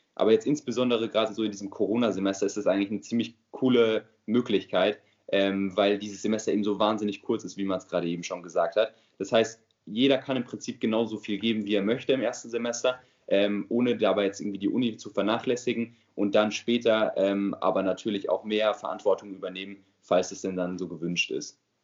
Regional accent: near Frankfurt, Hesse, Germany; moved away as an adult; now in Mannheim, Germany; ich komme selbst aus der Nähe von Frankfurt, ähm, wohne aber jetzt natürlich wegen dem Studium in Mannheim.

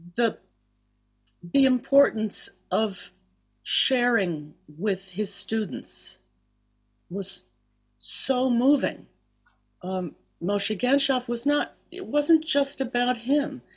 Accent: Miami, Florida, United States; also born or lived in Philadelphia; I'm from Philadelphia, and I grew up down in Miami. Uh, Dad moved us down there when I was about two or so.

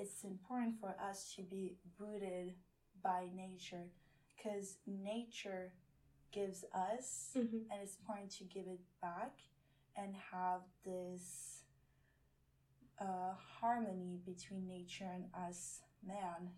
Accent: French Polynesia; now in Santa Barbara, United States; I grew up on the island of Moorea, which is right next to Tahiti.

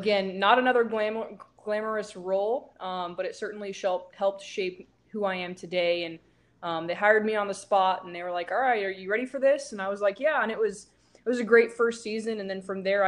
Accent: San Diego, California, United States; moved away as an adult; now in Houston, United States; I'm from San Diego, and then went to school in Northern California

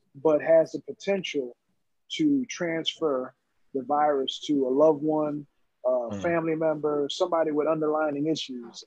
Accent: Philadelphia, Pennsylvania, United States; grew up in North Philly and Southwest Philly

